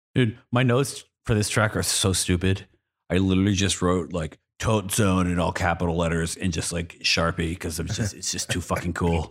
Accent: Boston, Massachusetts, United States; I'm from Boston

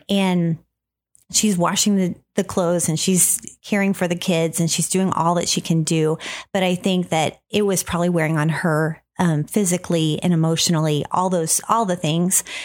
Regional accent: Jefferson City, Missouri, United States; we grew up in Jefferson City, Missouri, and we are sisters

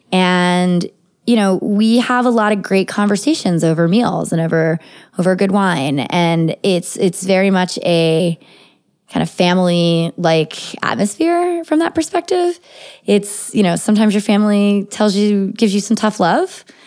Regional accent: United States; I'm an American citizen and I was born here in the United States

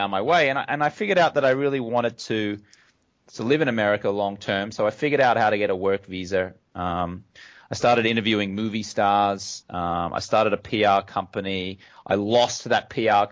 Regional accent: Brisbane, Queensland, Australia; moved away as an adult; also born or lived in London, United Kingdom; now in United States; I grew up in Australia, as you can tell from my accent. Grew up in Brisbane, Australia.

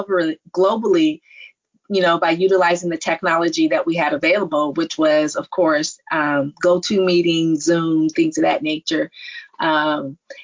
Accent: Palo Alto, California, United States; born, raised in the Silicon Valley, born at Stanford, growing up in Silicon Valley

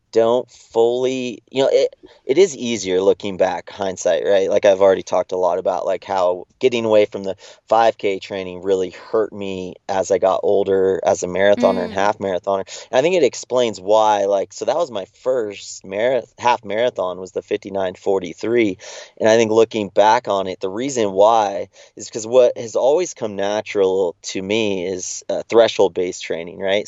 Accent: Big Bear Lake, California, United States; I was in Big Bear Lake, where I grew up in Southern California

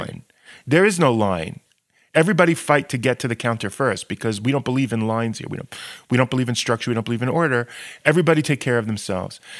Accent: United States; moved away; I'm obviously from the States

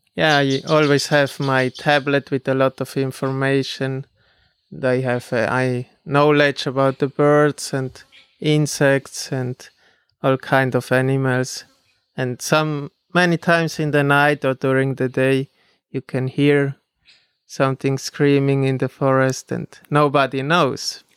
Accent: Switzerland; moved away as an adult; I grew up in Switzerland

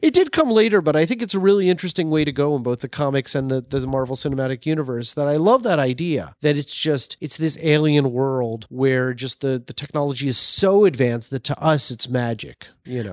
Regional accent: Baltimore, Maryland, United States; I grew up in Baltimore, and it was very much in, like, the Jewish section

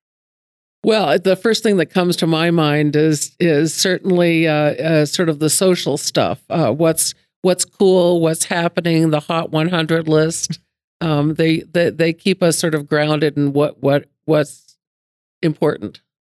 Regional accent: Lexington, Massachusetts, United States; now in Billings, United States; I came to the West in the 1960s, but I grew up in Lexington, Massachusetts

